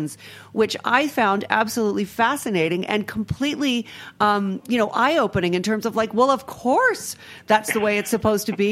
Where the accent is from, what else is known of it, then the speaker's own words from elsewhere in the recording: Rhode Island, United States; my home state of Rhode Island, where we have a lot of agriculture, and I spend a good deal of time there